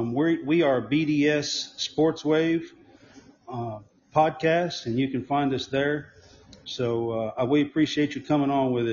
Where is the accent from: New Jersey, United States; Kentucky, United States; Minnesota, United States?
Kentucky, United States; moved away; also born or lived in Alabama; I lived in Alabama for a few years. I'm from Kentucky, but I lived in Alabama for a few years